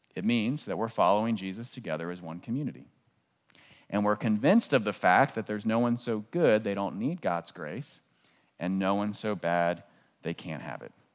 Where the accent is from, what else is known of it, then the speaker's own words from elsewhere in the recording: Southern Maryland, United States; moved away; I grew up in Southern Maryland, just southeast of Washington, D C